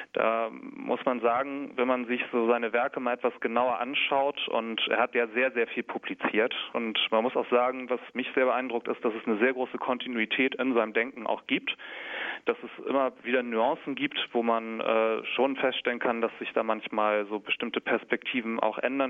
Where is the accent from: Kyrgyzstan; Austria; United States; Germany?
Germany; Kiel, Schleswig-Holstein; Ich komme aus Kiel in Schleswig-Holstein